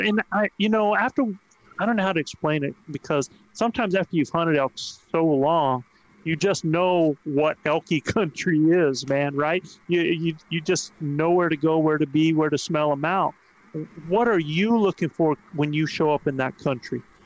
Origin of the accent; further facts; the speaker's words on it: East Coast, United States; now in New Mexico, United States; I'm from the East Coast